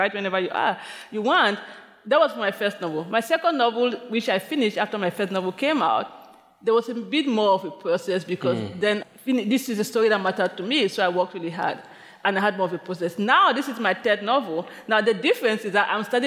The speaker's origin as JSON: {"language": "English", "town": "Limbe", "region": "Southwest Region", "country": "Cameroon", "tie": "born or raised there", "moved": "as an adult", "lives_now": "New York City, United States", "said": "my childhood in Cameroon"}